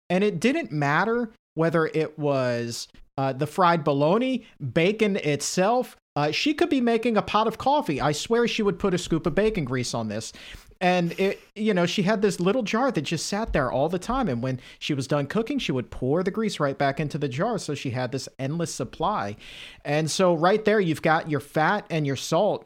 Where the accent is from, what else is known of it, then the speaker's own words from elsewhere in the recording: Norfolk, Virginia, United States; growing up in Southern Virginia, in the Tidewater area, Norfolk, Virginia